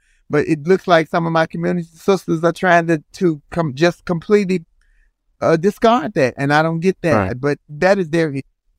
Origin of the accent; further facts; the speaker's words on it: Chicago, Illinois, United States; I'm from Chicago